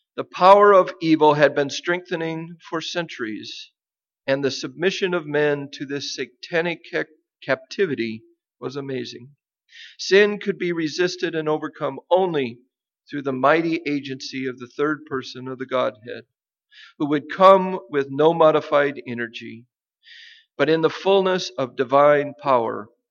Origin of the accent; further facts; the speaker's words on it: Nebraska, United States; moved away; the land where I grew up in Nebraska